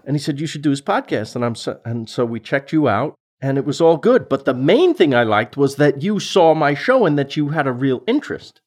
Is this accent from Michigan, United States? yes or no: no; New York City, New York, United States; I'm from Queens